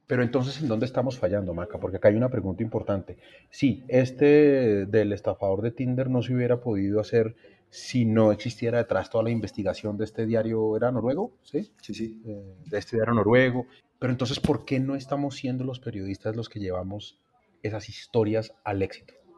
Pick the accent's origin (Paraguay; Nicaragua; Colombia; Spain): Colombia; como colombiano